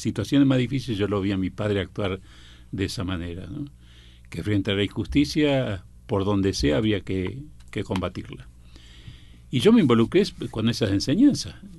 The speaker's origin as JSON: {"language": "Spanish", "region": "Buenos Aires", "country": "Argentina", "tie": "born or raised there", "said": "voy a vivir a la Boca y vivía a una cuadra de la cancha de Boca"}